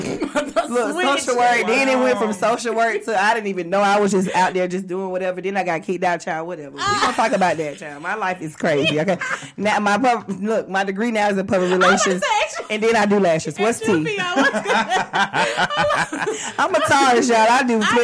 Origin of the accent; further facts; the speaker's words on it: Atlanta, Georgia, United States; I'm born and raised in Atlanta on the west side